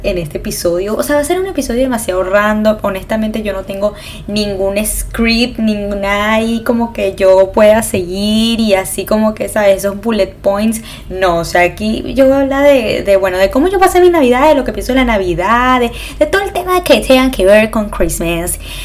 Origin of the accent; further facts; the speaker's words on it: Venezuela; moved away; yo soy de Venezuela